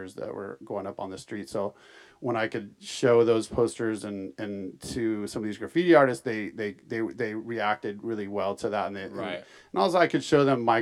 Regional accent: San Francisco, California, United States; also born or lived in Oakland / Los Angeles; I grew up in San Francisco

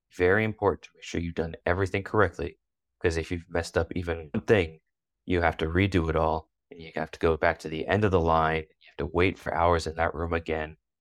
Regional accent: United States; moved away as an adult; now in Russia; growing up in America

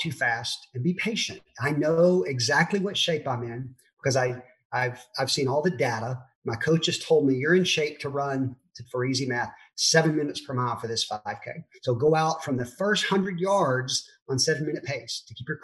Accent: Memphis, Tennessee, United States; moved away as an adult; also born or lived in Germantown, Tennessee / Texas / St. Louis; now in Dallas, United States; I was born and raised in Memphis

